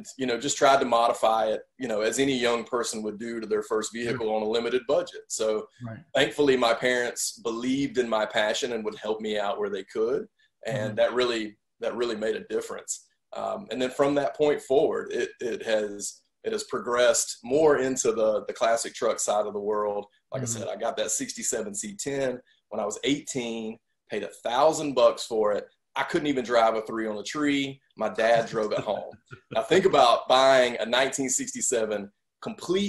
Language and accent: English; Cedartown, Georgia, United States; my hometown of Cedartown, Georgia, which is, I live about an hour away from there now